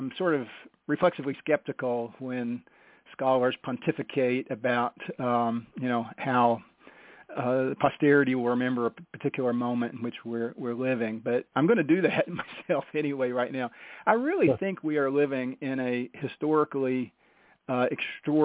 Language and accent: English; United States; I'm an American. I love my country